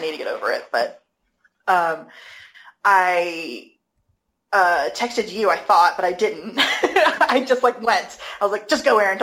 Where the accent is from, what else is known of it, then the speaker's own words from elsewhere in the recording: United States; I'm American